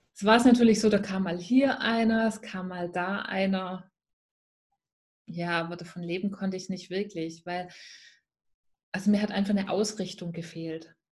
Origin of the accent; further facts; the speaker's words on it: Swabia, near Stuttgart, Baden-Württemberg, Germany; accent: Swabian; der eine oder andere hört es natürlich sehr schnell. Ich komme aus dem Schwäbischen und zwar aus der Nähe von Stuttgart. Dort ähm, bin ich auch gebürtig her